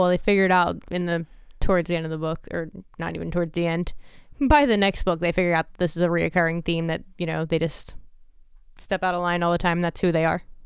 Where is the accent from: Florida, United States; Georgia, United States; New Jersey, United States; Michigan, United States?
New Jersey, United States